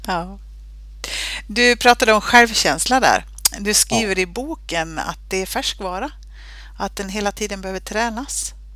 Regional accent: Sweden; alltså vi svenskar

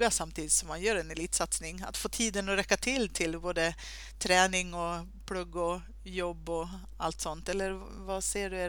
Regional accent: Stockholm, Stockholm County, Sweden; moved away as an adult; now in Örebro, Sweden; jag är från Stockholm från början.

